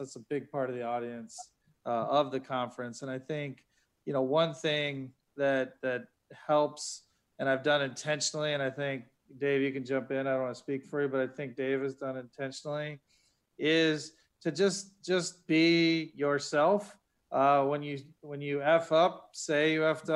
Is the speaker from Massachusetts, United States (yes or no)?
no; Ohio, United States; also born or lived in Boston; now in Philadelphia, United States; I grew up in Ohio